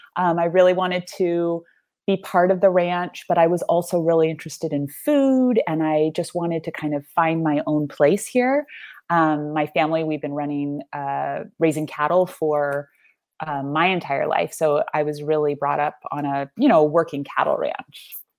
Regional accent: California Central Coast, United States; also born or lived in New York; I'm just at home here

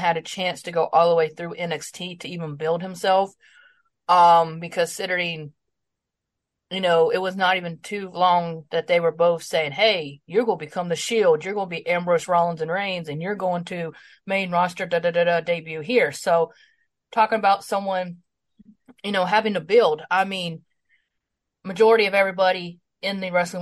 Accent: Greenville, South Carolina, United States; my hometown of Greenville, South Carolina

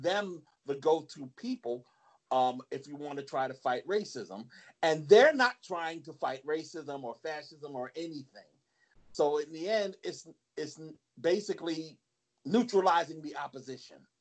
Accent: New Jersey, United States; I'm from Jersey

